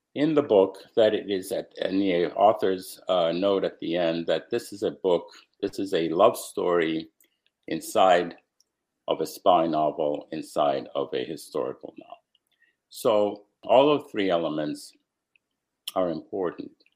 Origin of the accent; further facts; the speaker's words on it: United States; also born or lived in Romania; while I was growing up in America